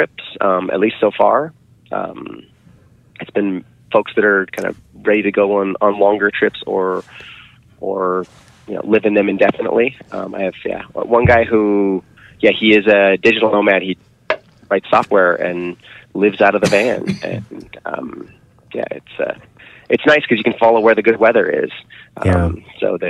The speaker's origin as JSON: {"language": "English", "town": "Seattle", "region": "Washington", "country": "United States", "tie": "born or raised there", "moved": "as an adult", "lives_now": "Grass Valley, United States", "said": "I grew up in Seattle."}